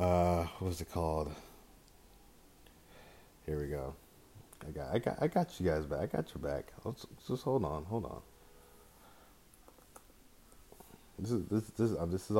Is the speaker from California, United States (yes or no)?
yes; Bay Area, California, United States; I'm from the Bay Area. I'm in the Bay Area